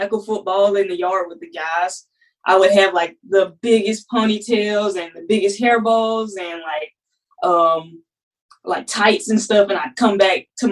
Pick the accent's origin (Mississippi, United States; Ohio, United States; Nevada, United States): Mississippi, United States; moved away as an adult; now in Alabama, United States; I'm from Mississippi originally. So I came to Alabama